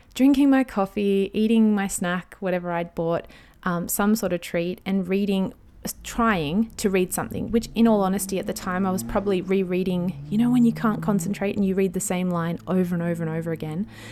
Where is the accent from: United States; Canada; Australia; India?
Australia; I'm an Aussie mum in my thirties